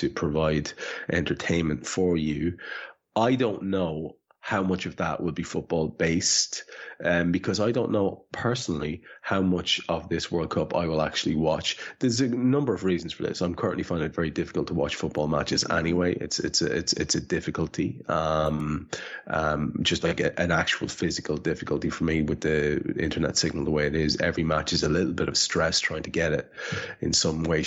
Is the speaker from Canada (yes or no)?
no; Ireland; as an Irish man